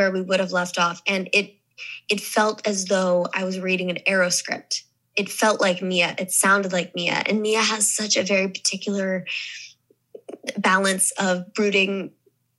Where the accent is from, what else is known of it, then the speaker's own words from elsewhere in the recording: Missouri, United States; accent: Southern; moved away; also born or lived in the South / New York / Los Angeles; when I grew up in Missouri, everyone called me …